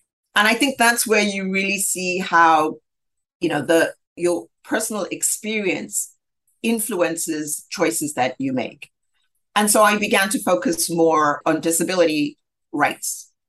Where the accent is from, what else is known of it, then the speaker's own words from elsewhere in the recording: Zambia; And so I grew up in Zambia and was at a very early age aware of the ills of apartheid and discrimination.